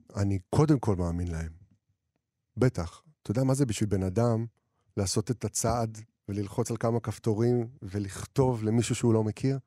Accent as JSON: {"language": "Hebrew", "country": "Israel", "tie": "born or raised there", "moved": "yes", "lives_now": "Tel Aviv, Israel", "said": "אני ילד מהפריפריה שגדל והתחיל לכתוב שירים, ואני כותב, ועבר לתל אביב"}